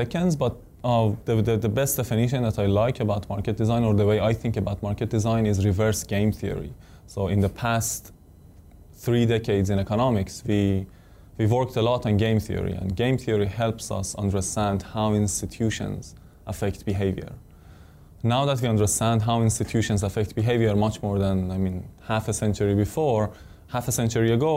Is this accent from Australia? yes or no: no; Iran; moved away as an adult; now in United States; I came from Iran, to America, and I came to Stanford for my PhD